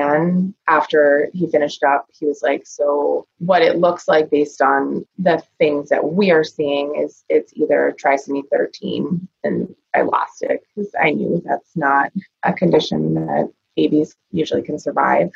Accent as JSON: {"language": "English", "town": "Rochester", "region": "New Hampshire", "country": "United States", "said": "I am from Rochester, New Hampshire. I live here with my husband and our two daughters."}